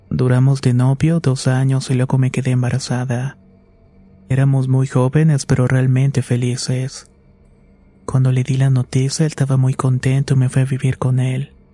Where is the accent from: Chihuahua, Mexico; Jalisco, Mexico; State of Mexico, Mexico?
State of Mexico, Mexico; Tengo 27 años y soy del Estado de México.